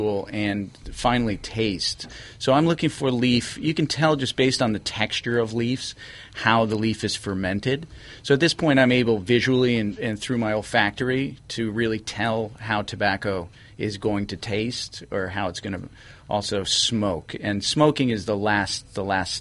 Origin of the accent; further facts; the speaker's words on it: Connecticut, United States; also born or lived in Nicaragua; I'm from Connecticut